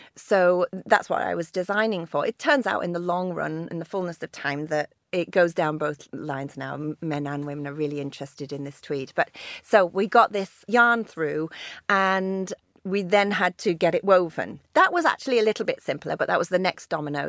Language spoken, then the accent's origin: English; Lake District, North West England, United Kingdom; growing up in the Lake District as the daughter of a mountaineer